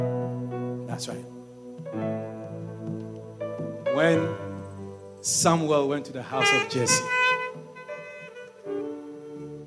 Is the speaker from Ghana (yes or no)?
yes; Ashanti, Ghana; I'm an Ashanti man.